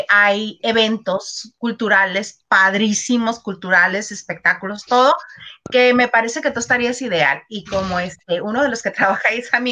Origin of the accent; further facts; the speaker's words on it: Mexicali, Baja California, Mexico; moved away as an adult; Viví muchos en la Ciudad de México, pero regresé a mi tierra.